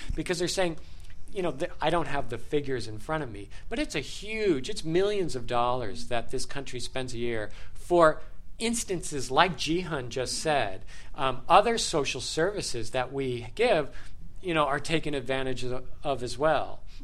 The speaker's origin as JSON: {"language": "English", "town": "Los Angeles", "region": "California", "country": "United States", "tie": "born or raised there", "said": "as an American, and of course living here all my life"}